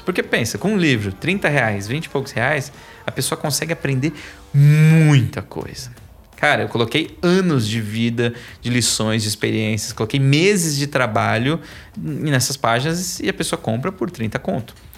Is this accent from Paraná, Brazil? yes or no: no; São Paulo, Brazil; also born or lived in Japan; eu sou da Zona Leste, sou de São Miguel Paulista